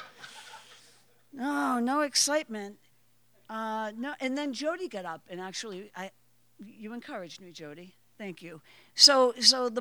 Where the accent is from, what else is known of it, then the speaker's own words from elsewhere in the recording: Waltham, Massachusetts, United States; I grew up in Waltham, Massachusetts.